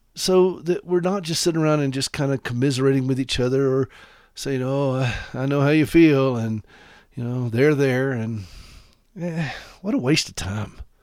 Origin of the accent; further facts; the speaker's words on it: South Carolina, United States; I grew up in South Carolina